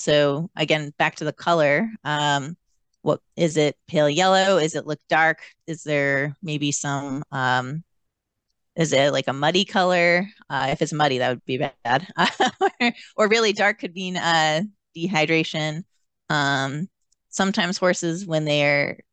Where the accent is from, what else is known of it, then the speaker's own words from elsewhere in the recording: New York, United States; moved away; I'm from New York